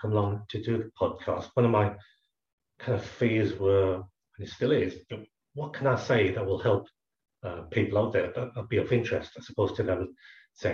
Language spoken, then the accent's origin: English; Scotland, United Kingdom; born there; So my parents came across from Hong Kong in the 60s, and I was born in Scotland.